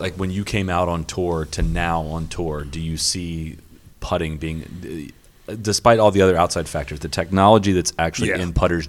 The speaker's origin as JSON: {"language": "English", "region": "Midwest", "country": "United States", "lives_now": "Florida, United States", "said": "I mean, I came from the Midwest, but now I've been down in Florida for 2 years."}